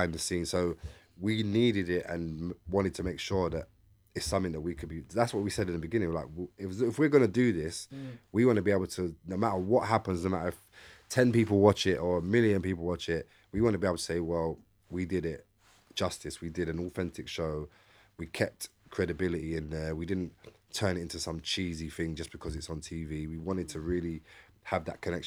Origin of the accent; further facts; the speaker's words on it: London, United Kingdom; I'm from East London